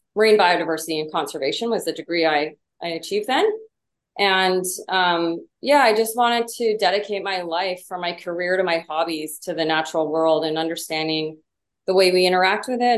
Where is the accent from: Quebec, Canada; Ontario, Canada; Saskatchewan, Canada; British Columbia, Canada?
British Columbia, Canada; Vancouver Island; now in San Diego, United States; I grew up in uh, what I'm convinced is the most beautiful part of the world. I'm from Vancouver Island, so the very, uh, very west coast of British Columbia